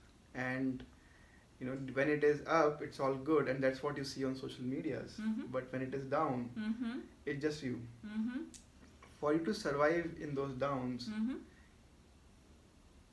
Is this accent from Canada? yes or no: no; Jaipur, Rajasthan, India; moved away; also born or lived in Mumbai; I am natively from Jaipur, that's west part of India, the place of the pink city and all.